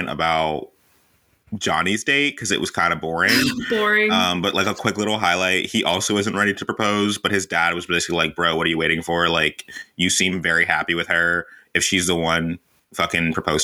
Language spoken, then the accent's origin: English; Palm Beach, Florida, United States; I am from Palm Beach.